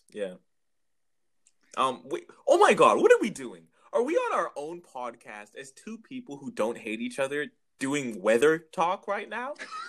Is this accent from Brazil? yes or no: no; Canada; we're so Canadian.